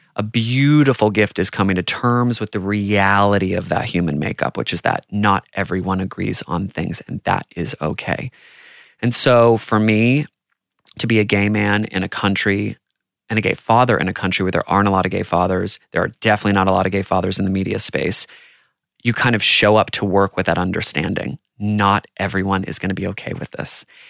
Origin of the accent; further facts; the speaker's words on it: United States; growing up in America